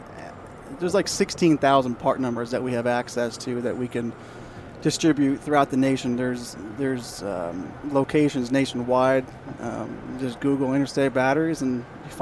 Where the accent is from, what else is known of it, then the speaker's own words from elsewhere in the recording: New York, United States; I'm from New York